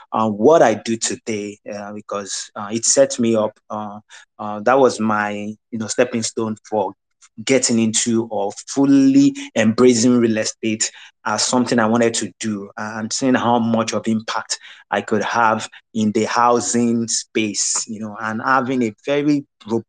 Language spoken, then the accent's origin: English; Nigeria; moved away; also born or lived in Europe / Asia / America; So I'm Nigerian. I was born in Nigeria. I've lived outside of Nigeria for well over a decade before I moved back to Nigeria in 2015.